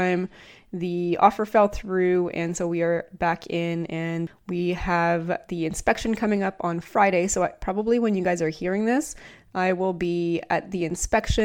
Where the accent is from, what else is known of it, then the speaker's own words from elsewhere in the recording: Canada; I'm from Canada